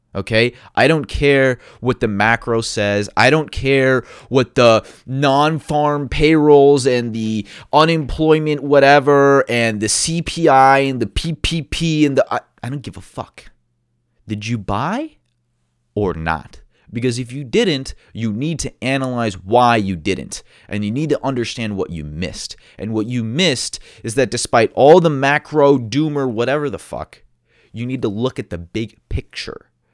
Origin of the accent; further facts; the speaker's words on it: United States; being an American